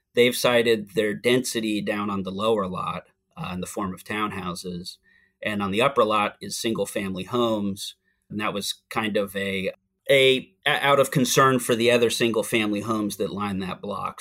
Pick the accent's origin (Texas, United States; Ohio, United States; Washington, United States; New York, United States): Washington, United States; Seattle; moved away as an adult; also born or lived in Oregon / California; now in Hyattsville, Maryland, United States; I'm originally from Seattle, Washington. I spent the first thirty years of my life on the West Coast, uh, between Washington, Oregon, and California